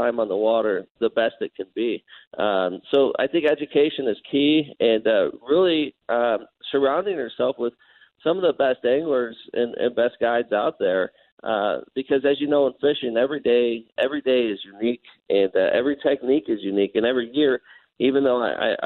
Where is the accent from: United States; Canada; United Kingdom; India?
United States; Colorado; moved away as an adult; now in Page, United States; I'm from Colorado